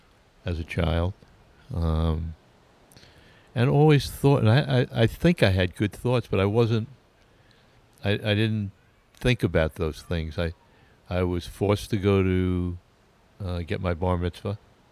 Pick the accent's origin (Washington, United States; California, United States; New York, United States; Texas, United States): New York, United States; Oceanside; Oceanside, Long Island.